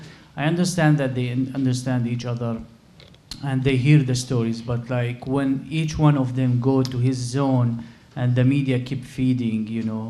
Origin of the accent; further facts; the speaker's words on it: Syria; moved away; I'm from the Middle East, from Syria